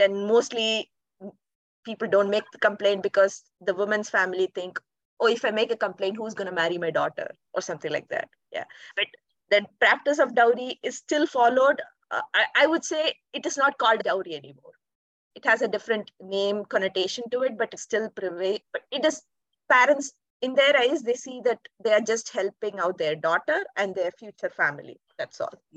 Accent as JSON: {"language": "English", "country": "India", "moved": "yes", "lives_now": "Netherlands", "said": "I'm from India, and currently I'm working in the Netherlands as a data analyst."}